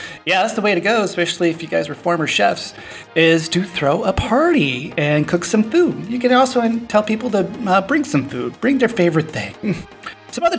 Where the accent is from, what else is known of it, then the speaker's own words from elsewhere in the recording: Alaska, United States; now in Playa del Carmen, Mexico; I grew up in Alaska